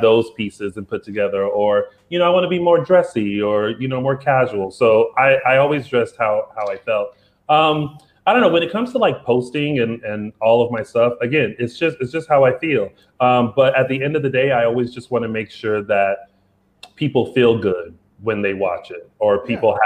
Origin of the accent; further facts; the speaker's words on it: South Carolina, United States; I'm from South Carolina